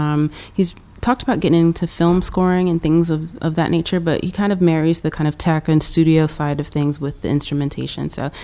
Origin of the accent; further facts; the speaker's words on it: Florida, United States; moved away as an adult; also born or lived in Lexington, Kentucky / Tennessee; now in New York, United States; So I was born in Lexington, Kentucky, but I was raised mostly in Florida and a little bit of South Florida and North Florida, both. So most recently, my family, when I was a teenager, moved all to North Florida, and that's where they still are.